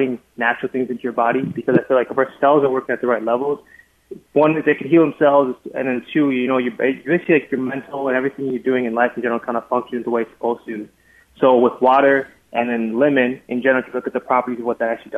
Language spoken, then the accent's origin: English; Liberia; now in United States; I'm originally not from this country. So I'm actually from Liberia originally. I'm actually an immigrant, like a refugee